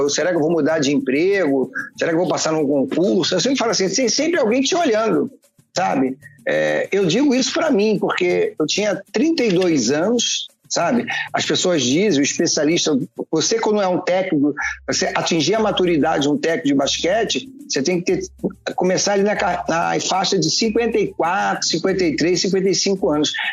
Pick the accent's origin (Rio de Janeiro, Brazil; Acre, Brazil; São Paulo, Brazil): Rio de Janeiro, Brazil; eu sou carioca do Rio de Janeiro, do bairro de São Cristóvão